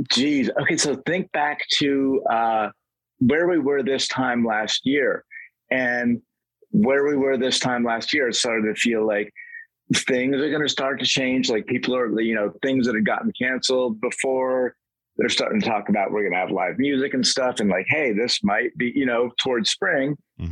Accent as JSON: {"language": "English", "region": "Vermont", "country": "United States", "tie": "born or raised there", "said": "I grew up in Vermont, where the closest dirt road is like three miles away"}